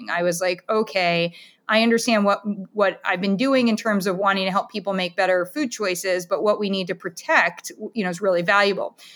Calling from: Camden, Maine, United States; So I'm in Camden, Maine, so Midcoast Maine for anyone who is trying to find me on a map.

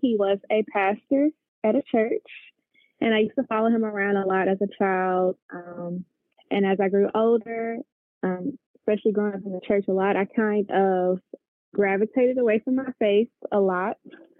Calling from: Memphis, Tennessee, United States; I am currently calling in from Memphis, Tennessee.

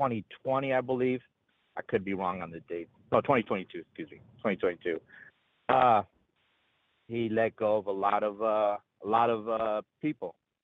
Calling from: Anaheim, California, United States; over here in the happiest place on earth, called Anaheim, California

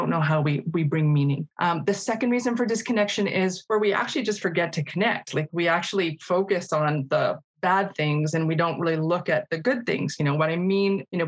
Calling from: Calgary, Alberta, Canada; I want to acknowledge that I'm participating from Mokinsis in Calgary, the traditional territories of the Blackfoot Confederacy.

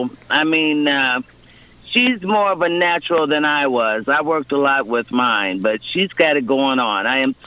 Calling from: Moberly, Missouri, United States; I am calling from Moberly, Missouri.

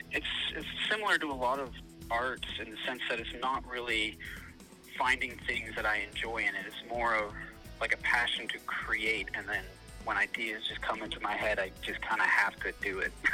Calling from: Burnaby, British Columbia, Canada; I'm coming from Burnaby, BC.

